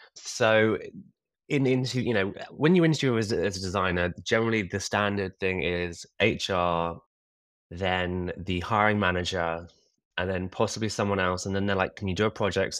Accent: Kingston upon Thames, London, United Kingdom; I'm from a ta-, a very nice town called Kingston-upon-Thames, which is about twelve miles from the centre of London

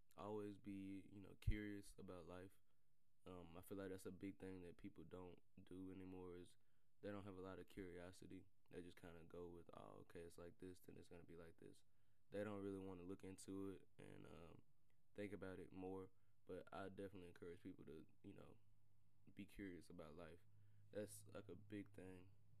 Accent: the South, United States; I'm from the South too

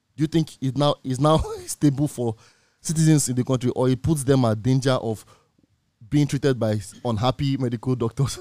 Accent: Nigeria; as Nigerian youth, as citizens of this country

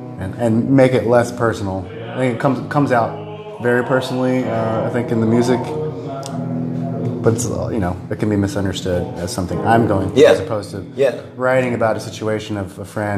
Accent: Rocky Mount, North Carolina, United States; a band from my hometown in Rocky Mountain

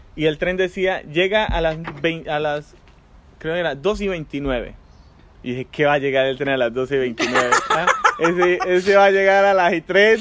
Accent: Colombia; moved away as an adult; also born or lived in Santiago de Chile; now in Netherlands; Yo crecí en Colombia

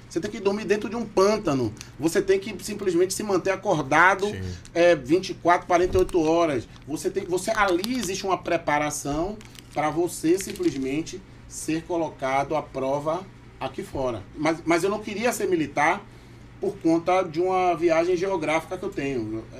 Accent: Salvador, Bahia, Brazil; accent: baiano; moved away as an adult; now in Manaus, Brazil; nasci em Salvador, Bahia, Brasil, no bairro de Itapuã. Sim. Depois me mudei para Boca do Rio

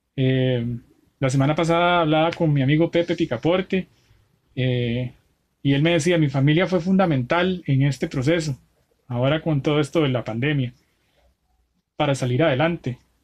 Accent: Costa Rica; yo que soy tico

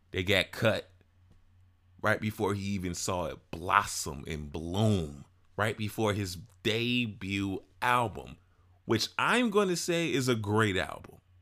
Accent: Chicago, Illinois, United States; this subgenre that was founded in my city, my hometown

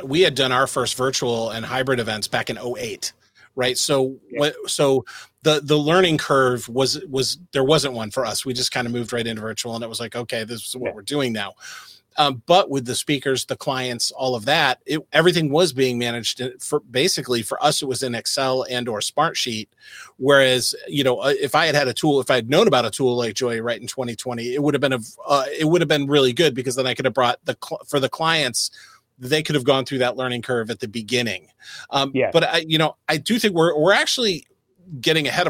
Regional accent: United States; I'm an American

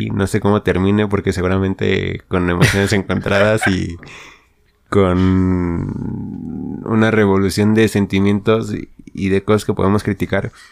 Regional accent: León, Guanajuato, Mexico; somos de León. Este, de Guanajuato.

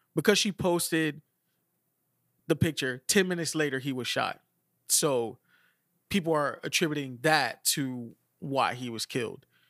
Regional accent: Miami, Florida, United States; we're from Miami

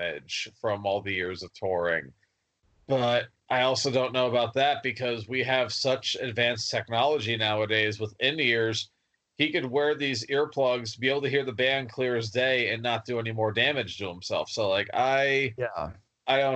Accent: New Jersey, United States; I'm from New Jersey.

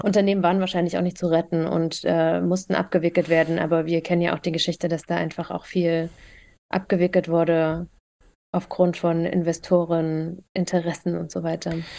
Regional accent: Thuringia, Germany; Thüringerin, Wendekind und immer noch Ossi.

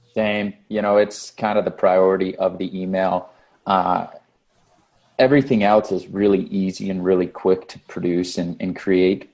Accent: Las Vegas, Nevada, United States; this is my hometown boot camp

